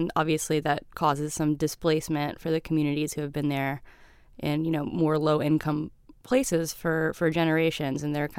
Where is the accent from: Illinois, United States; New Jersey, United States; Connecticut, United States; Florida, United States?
Florida, United States; Central; also born or lived in Miami, Florida; I'm from the middle part, just the Disney outskirts.